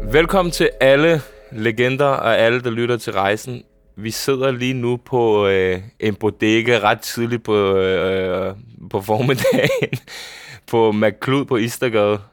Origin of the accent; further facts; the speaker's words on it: Bagsværd, Capital Region of Denmark, Denmark; hvor jeg er opvokset hen. Det var øh, ude i Bagsvær, et lille boligområde